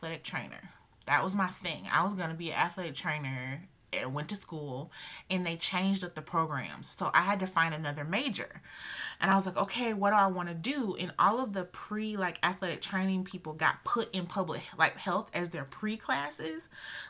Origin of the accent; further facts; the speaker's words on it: Augusta, Georgia, United States; moved away as an adult; also born or lived in North Carolina; now in South Carolina, United States; I was born and raised in Augusta, Georgia